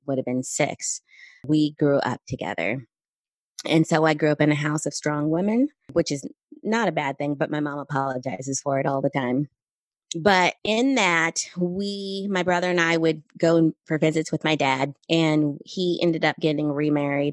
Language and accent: English; Southern California, United States; I grew up in California, Southern California